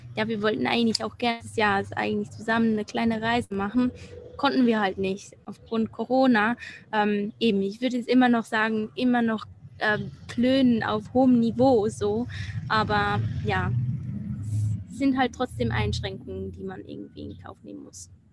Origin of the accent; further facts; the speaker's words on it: Switzerland; accent: Swiss German; first language Swiss German; German is a second language; Deutsch ist nicht meine Muttersprache. Also Schweizerdeutsch ist ja ein bisschen anders